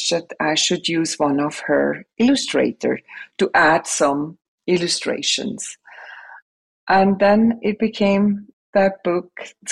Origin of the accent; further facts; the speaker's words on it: Switzerland; English is a second language; moved away as an adult; now in United States; I'm born and raised in Switzerland